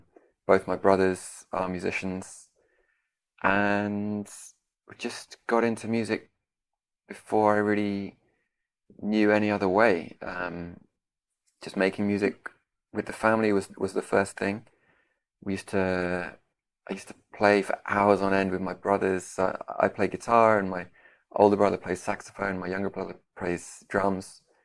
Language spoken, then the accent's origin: English; London, United Kingdom; moved away as an adult; also born or lived in Detroit; now in Kraków, Poland; I grew up in London, where I am now. Although a few years ago, I moved to Krakow in Poland, where I live currently. I was born in Detroit, but moved.